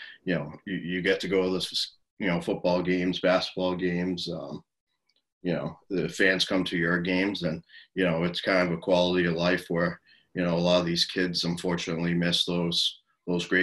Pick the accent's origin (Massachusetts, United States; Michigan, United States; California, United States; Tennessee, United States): Massachusetts, United States; I grew up in Massachusetts